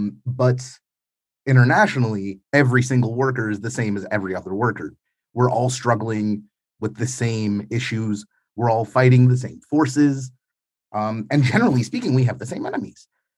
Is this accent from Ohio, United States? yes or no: no; New York, United States; Like, growing up in New York in the 90s, one of the core values I kind of absorbed